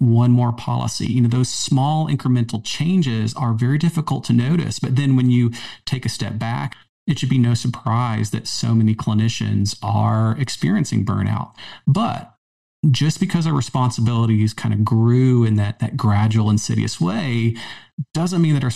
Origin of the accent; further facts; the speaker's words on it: the South, United States; also born or lived in Maryland; now in Charlotte, United States; growing up in the South, you know, I've been a long-term Tar Heel fan